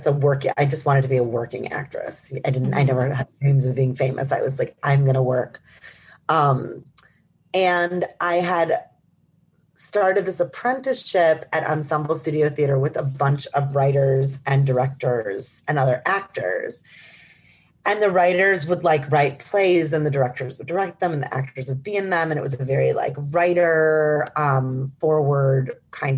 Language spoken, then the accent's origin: English; Milwaukee, Wisconsin, United States; moved away as an adult; also born or lived in New York; I'm from Milwaukee, Wisconsin